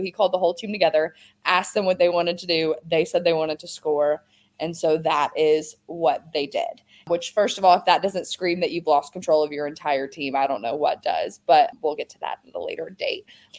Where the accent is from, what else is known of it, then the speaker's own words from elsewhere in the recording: Louisiana, United States; my home state of Louisiana.